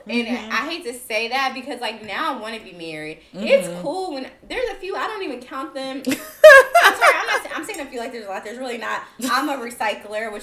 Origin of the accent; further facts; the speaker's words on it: the South, United States; I grew up in the South.